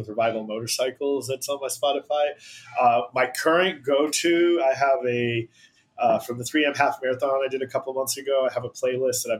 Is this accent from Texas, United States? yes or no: yes; Houston, Texas, United States; I'm from Houston.